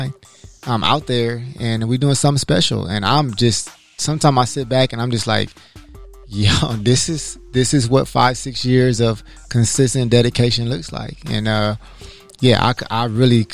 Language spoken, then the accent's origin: English; Los Angeles, California, United States; I'm from Los Angeles, California. I graduated from Inglewood High School